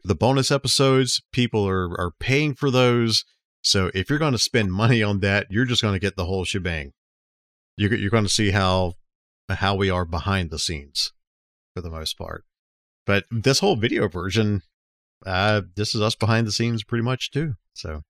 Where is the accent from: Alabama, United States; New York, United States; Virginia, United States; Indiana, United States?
Alabama, United States; Dothan; Jim's Arcade is the one I grew up in near Dothan